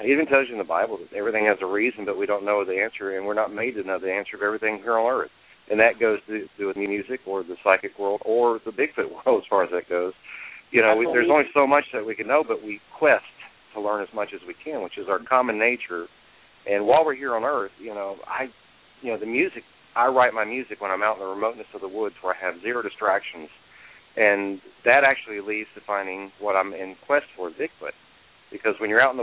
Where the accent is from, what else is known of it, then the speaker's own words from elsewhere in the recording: Texas, United States; where I'm from Texas